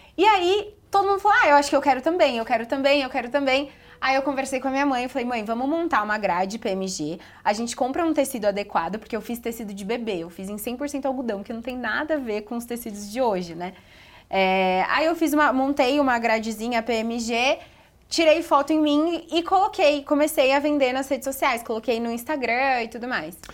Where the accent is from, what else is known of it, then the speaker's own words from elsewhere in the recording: Bragança Paulista, São Paulo, Brazil; moved away as an adult; eu sou de Bragança, interior de São Paulo